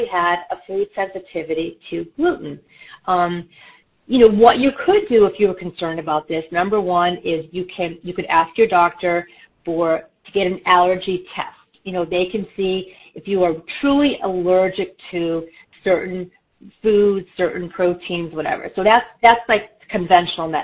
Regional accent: New York City, New York, United States; I'm from New York

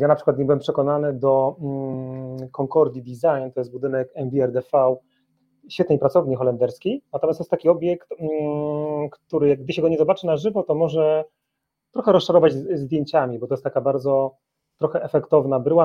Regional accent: Silesian Voivodeship, Poland; moved away as an adult; now in Warsaw, Poland; Od 10 lat e, mieszkam w Warszawie, natomiast jestem górnoślązakiem, y, dumnym z tego, skąd pochodzę

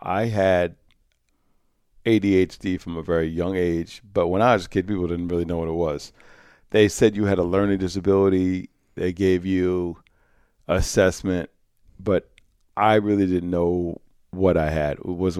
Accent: Croton, New York, United States; But Croton was 99.9% Caucasian, working class, small segment of upper class, mostly working class and middle class, and there were a few African-American families in the community.

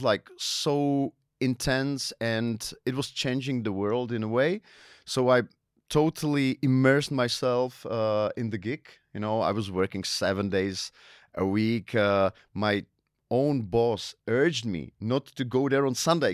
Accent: Ostrava, Moravian-Silesian Region, Czechia; English is a second language; also born or lived in Las Palmas de Gran Canaria, Spain; I was born in Ostrava

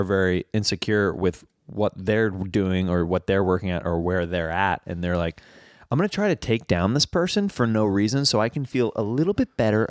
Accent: Kansas, United States; In Kansas.

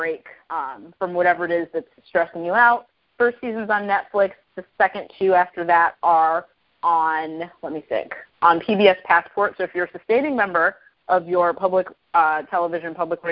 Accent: the South, United States; someone who grew up in the South

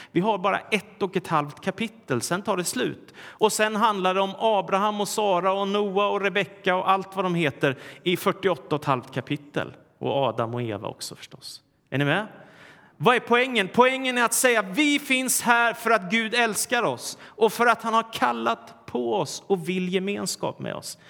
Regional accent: Sweden; när jag var liten i Sverige

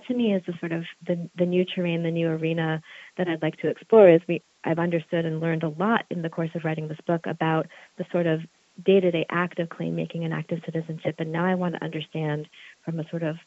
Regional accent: Charlottesville, Virginia, United States; my hometown here in Charlottesville, Virginia

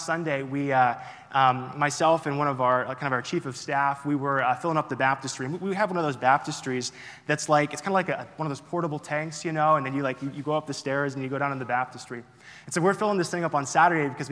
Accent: Florida, United States; moved away; I'm originally from Florida

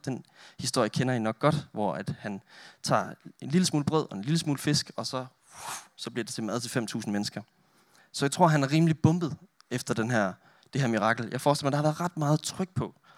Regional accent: Denmark; moved away as an adult; now in Roskilde, Denmark; Jeg er selv oprindelig jyde. Jeg kommer fra Olleren

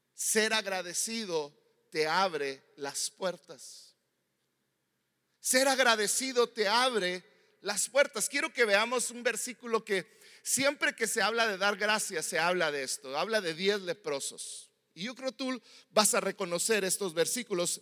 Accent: Mexico; yo como mexicano que no vivo en Estados Unidos

